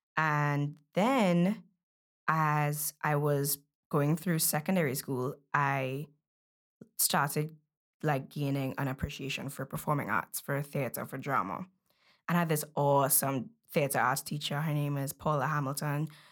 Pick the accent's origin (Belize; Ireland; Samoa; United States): Belize; moved away; I was born in Belize, so while we were in Belize, she was a seamstress